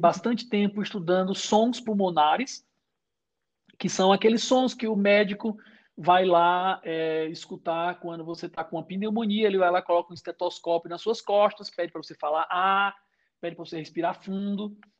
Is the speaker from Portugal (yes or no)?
no; Brazil; moved away as an adult; also born or lived in Boston, United States; sou brasileiro